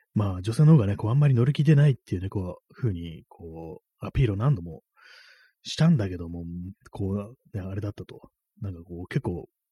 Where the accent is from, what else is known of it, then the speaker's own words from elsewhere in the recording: Japan; first language Japanese; 日本人でね、日本母語が日本語